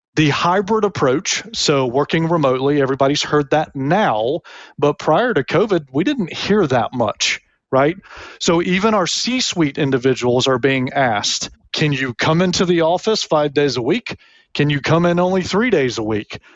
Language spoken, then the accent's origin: English; Tennessee, United States; moved away as an adult; also born or lived in Memphis, Tennessee / Alabama; now in Florida, United States; Born in Memphis, grew up a Vanderbilt fan, not University of Tennessee, which is weird for some people. Yet my alma mater is Auburn. So I grew up in Tennessee, went to college in Alabama, and now I'm a Floridian